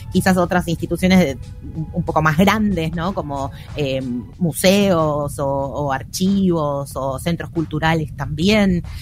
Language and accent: Spanish; Buenos Aires Province, Argentina; Soy de provincia, sí.